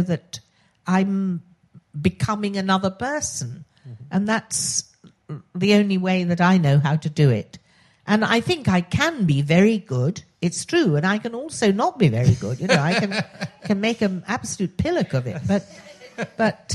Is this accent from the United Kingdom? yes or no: yes; Oxford, South East England, United Kingdom; accent: posh; when I was growing up I was born in Oxford, which is why I have this very irritatingly posh voice